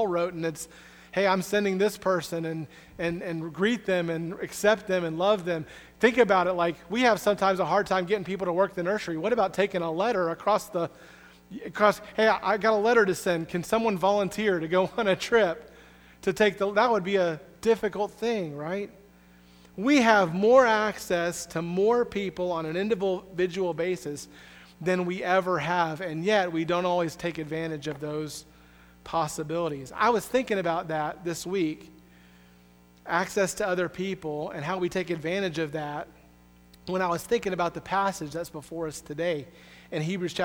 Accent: the Southeast in Florida, United States; moved away; also born or lived in Springfield, Missouri; I'm from the Southeast in Florida

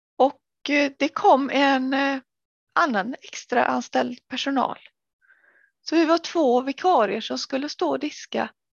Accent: Sweden; moved away as an adult; also born or lived in Gothenburg, Sweden / Angered, Gothenburg; Jag jobbade i äldrevården både där jag var uppväxt och även i Göteborg när jag flyttade dit

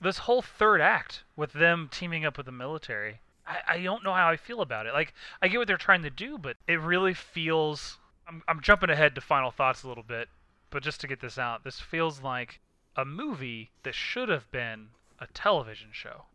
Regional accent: United States; I'm being from America

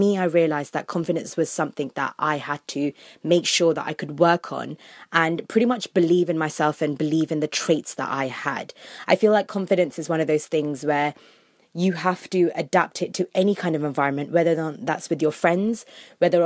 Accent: London, United Kingdom; I was born and brought up in London, England

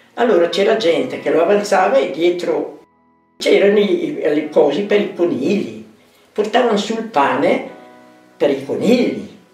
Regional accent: province of Brescia, Lombardy, Italy; sono nata nel 1936, vengo dalla provincia di Brescia

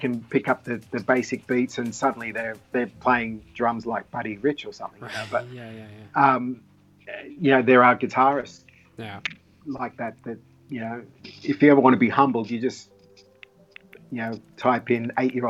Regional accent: Sydney, New South Wales, Australia; moved away as an adult; now in Japan; We're both from Sydney, and we're both similar ages

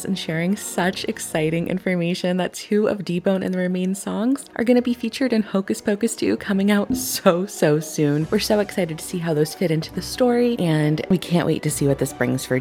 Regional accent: Northeast, United States; I'm from the Northeast, so we love our chili up here

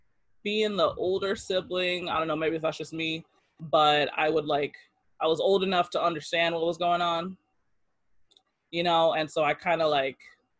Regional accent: Oakland, California, United States; moved away; also born or lived in Japan; I was born in Oakland, California.

